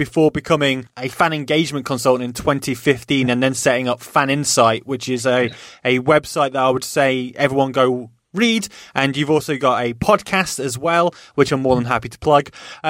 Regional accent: Nottingham, East Midlands, United Kingdom; I speak to the supporters trust of my hometown club, Nottingham Forest

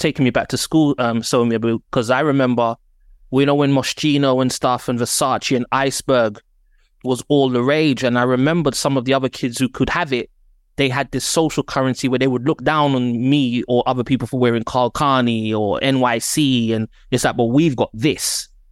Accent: London, United Kingdom; I'm from Northwest London

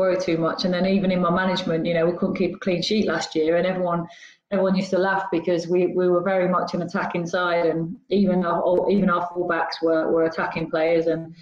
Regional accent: Torquay, South West England, United Kingdom; moved away; I grew up in Torquay on an estate called Whatcombe

